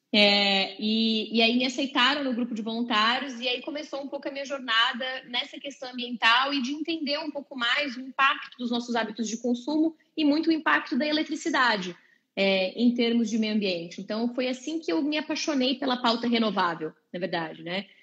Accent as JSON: {"language": "Portuguese", "town": "Londrina", "region": "Paraná", "country": "Brazil", "tie": "born there", "said": "Eu nasci em Londrina, no Paraná."}